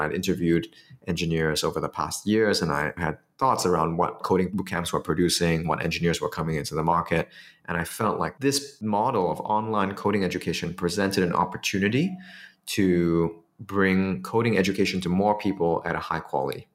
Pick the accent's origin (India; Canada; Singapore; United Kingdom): Singapore; it was easier for me as a Singaporean to do it in Singapore